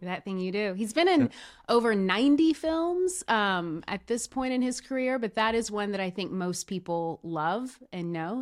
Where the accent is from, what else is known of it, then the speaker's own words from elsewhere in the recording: Tennessee, United States; also born or lived in Los Angeles; now in Nashville, United States; I'm b, born and raised in Tennessee, originally from a small town, but, but pretty much spent my entire, you know, young adult, younghood and, and young adulthood here in Nashville.